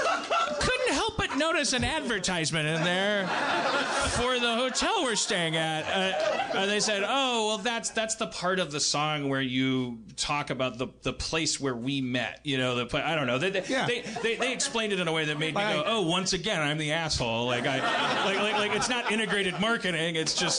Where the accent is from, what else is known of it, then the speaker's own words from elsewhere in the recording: Los Angeles, California, United States; It's like we told them we're from Los Angeles, and they're like, oh, …, like …, casinos.